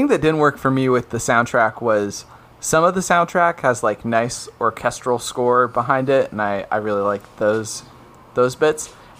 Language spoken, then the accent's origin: English; New York, United States; That's my North Bath accent. Hey, I'm from New York.